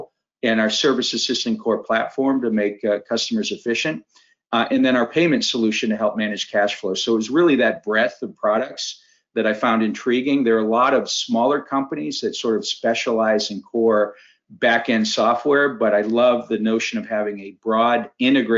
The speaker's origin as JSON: {"language": "English", "region": "Maine", "country": "United States", "tie": "born or raised there", "moved": "as an adult", "said": "So my background, I grew up in Maine. In fact, I'm in Maine right now for a quick visit back home to spend some time with my mother"}